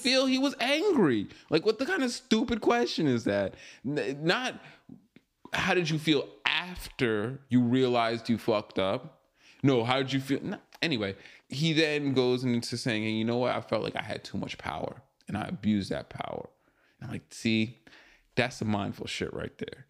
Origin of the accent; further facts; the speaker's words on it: Long Island, New York, United States; moved away; I used to live in Long Island. I grew up in Long Island